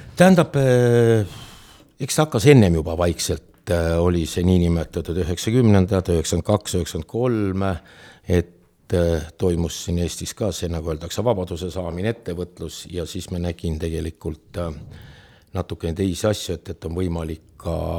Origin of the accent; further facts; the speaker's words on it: Otepää, Valga County, Estonia; also born or lived in Tartu; ma olen tõsiselt terve elu olnud Otepääl